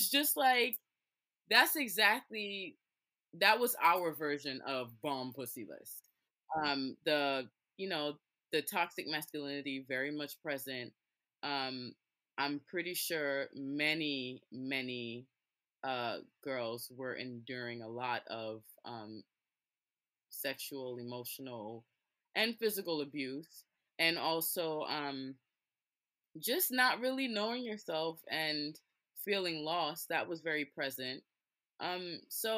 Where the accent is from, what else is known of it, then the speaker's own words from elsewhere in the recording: New York City, New York, United States; I grew up in Brooklyn, went to a Brooklyn school